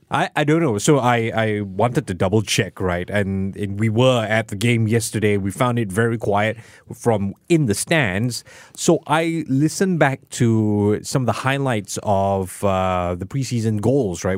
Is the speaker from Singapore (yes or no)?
yes; Singapore; as a Singaporean